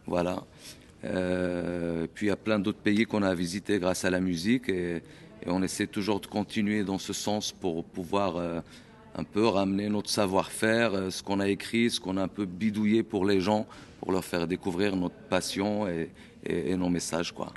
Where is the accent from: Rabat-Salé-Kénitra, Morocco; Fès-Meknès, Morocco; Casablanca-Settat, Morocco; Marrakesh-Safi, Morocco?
Marrakesh-Safi, Morocco; Essaouira; now in France; je suis originaire d'Essaouira, du Maroc.